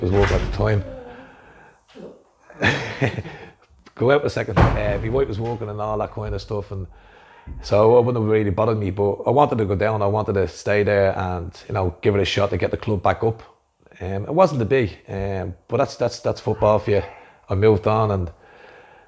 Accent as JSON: {"language": "English", "town": "Dublin", "region": "Leinster", "country": "Ireland", "tie": "born or raised there", "said": "Originally from Shettistry, inner city. we were brought up"}